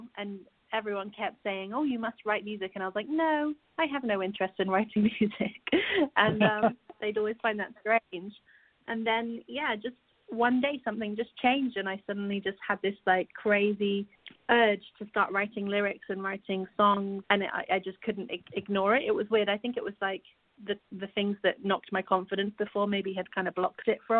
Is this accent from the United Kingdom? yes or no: yes; Guildford, South East England, United Kingdom; I grew up in a place called Guildford in Surrey, which is, like, just south of London